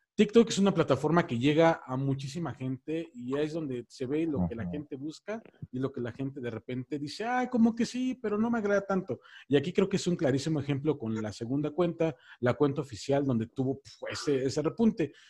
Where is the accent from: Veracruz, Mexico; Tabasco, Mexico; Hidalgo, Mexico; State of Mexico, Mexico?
State of Mexico, Mexico; now in Mexico City, Mexico; Yo soy de aquí de la Ciudad de México, bueno, vivo aquí en la Ciudad de México, soy del Estado de México